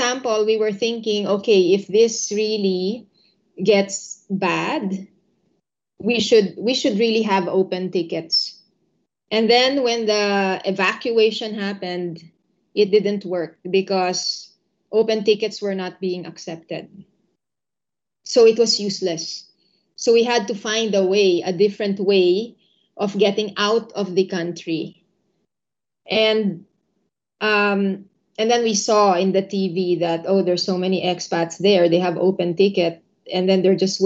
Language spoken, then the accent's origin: English; Philippines; moved away as an adult; also born or lived in Indonesia; I grew up in the Philippines.